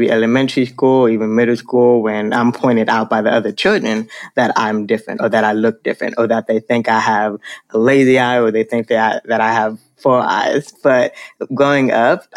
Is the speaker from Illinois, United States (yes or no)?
no; Miami, Florida, United States; now in Dallas, United States; I grew up in Miami, Florida. So I was born and just about raised in Miami, Florida